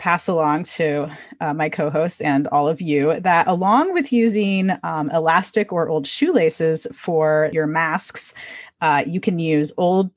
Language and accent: English; Iowa, United States; I grew up in Iowa where there were a fair number of tornadoes